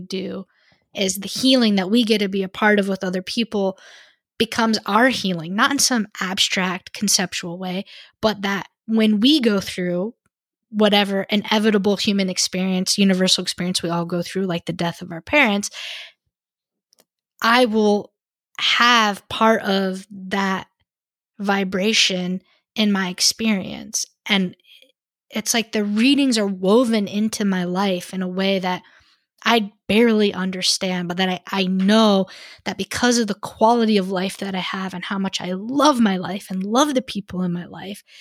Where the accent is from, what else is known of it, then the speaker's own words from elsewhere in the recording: United States; being white, being American, speaking English